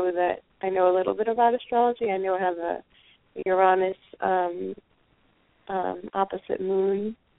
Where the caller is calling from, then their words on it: Miami, Florida, United States; I'm calling from Miami, Florida.